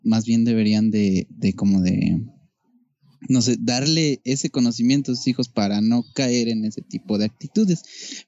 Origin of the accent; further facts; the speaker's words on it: Mexico; somos, hablamos así